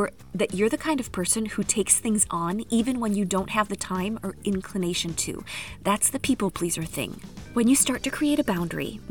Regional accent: United States; moved away as an adult; now in France; as an American

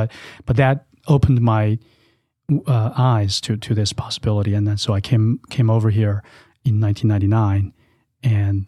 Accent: China; English is a second language; moved away as an adult; now in United States; So I came to this country almost 18 years ago to attend college. I was born and raised in China in an entrepreneurial family.

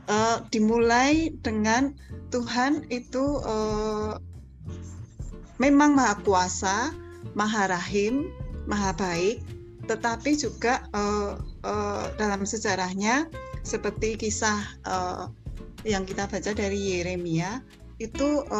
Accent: Java, Indonesia; kita orang Jawa bilang bekah pekuh gitu ya nggak tahu apa artinya tapi ya tetap dibaca

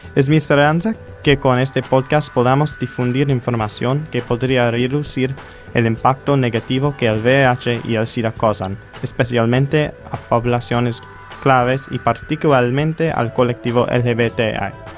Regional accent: United States; moved away as an adult; now in Argentina; soy un estudiante de los Estados Unidos de la Universidad de Tulane

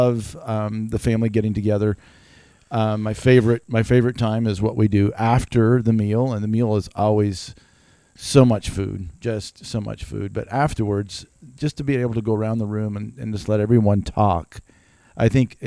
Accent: Greenville, South Carolina, United States; also born or lived in Germany / Spartanburg; in high school, went all the way through college, went all the way through early marriage. And then we moved away from Greenville. Actually, we went to Germany.

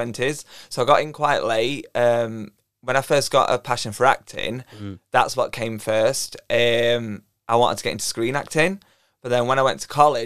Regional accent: Sheffield, Yorkshire and the Humber, United Kingdom; I'm from Sheffield, I'm 29 years old.

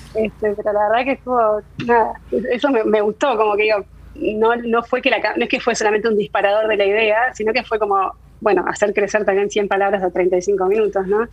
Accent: Argentina; moved away as an adult; also born or lived in Paris, France; soy argentina

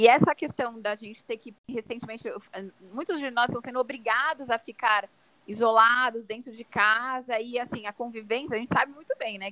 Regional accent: São Paulo, Brazil; Sou aqui de São Paulo

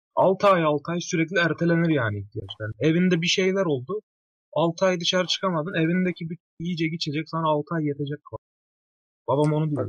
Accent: Maraş, Kahramanmaraş, Turkey; also born or lived in Kayseri; ben Maraşlıyım

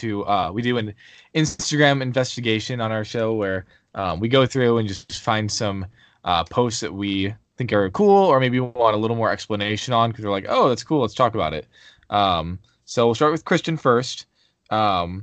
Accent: Chicago, Illinois, United States; we're from Chicago.

